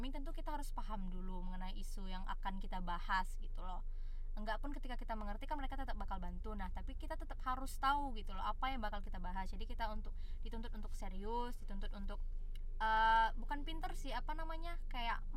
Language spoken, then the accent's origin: Indonesian; Sumatra, Indonesia; karena ibaratnya kayak kita nih anak Sumatera ada gap antara anak Sumatera dengan anak ibu kota